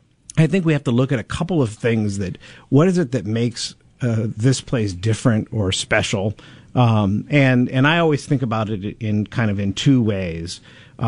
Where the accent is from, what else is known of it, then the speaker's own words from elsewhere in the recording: Los Angeles, California, United States; also born or lived in Chicago / Denver; now in Peoria, United States; I'm from Los Angeles. I live in Chicago. I live in Denver.